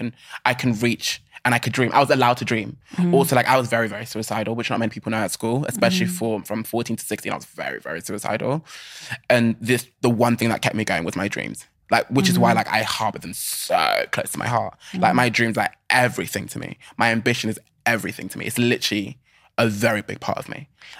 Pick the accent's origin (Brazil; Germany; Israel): Germany; born there; I'm a first generation Nigerian. Like I was born in Germany. Long story. But I was born in Germany.